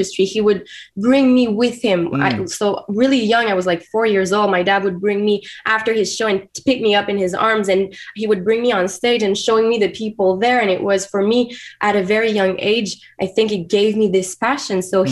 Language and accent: English; Wendake, Quebec, Canada; first language French; English is a second language; I was born in Wendake, a community, a native First Nation community in Quebec.